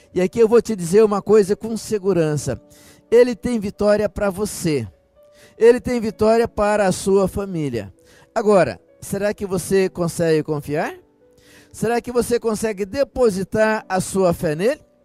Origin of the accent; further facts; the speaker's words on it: Brazil; Aqui nós que somos brasileiros